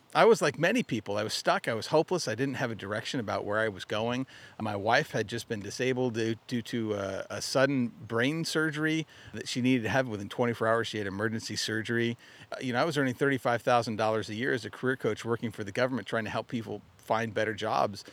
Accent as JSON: {"language": "English", "region": "Arizona", "country": "United States", "tie": "born or raised there", "also_born_or_lived": "Utah", "moved": "as an adult", "lives_now": "Michigan, United States", "said": "I grew up in Arizona."}